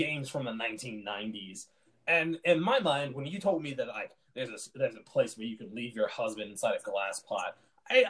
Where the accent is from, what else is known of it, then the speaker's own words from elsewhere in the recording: Chicago, Illinois, United States; now in Utah, United States; I'm originally from Chicago